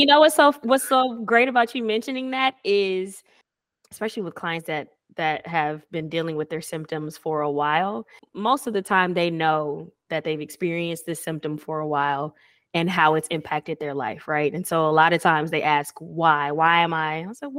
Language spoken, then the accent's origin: English; Atlanta, Georgia, United States; now in Houston, United States; Like I'm not from Houston. Right. I'm from Atlanta, you know?